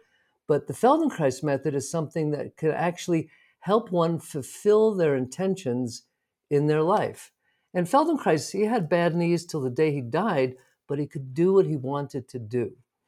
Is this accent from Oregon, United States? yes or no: no; New York City, New York, United States; now in Santa Fe, United States; Well, I'm from New York City originally. I now live in Santa Fe, New Mexico for the past 20 odd years.